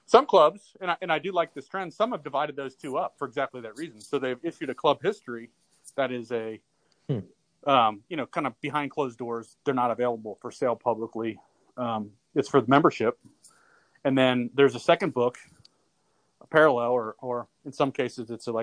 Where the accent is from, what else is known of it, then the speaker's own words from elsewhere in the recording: Cincinnati, Ohio, United States; I grew up in Cincinnati, Ohio